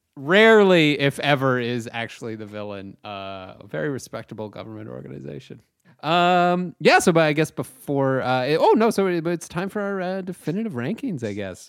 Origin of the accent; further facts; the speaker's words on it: Chatham, Ontario, Canada; I was back home in my hometown of Chatham, Ontario.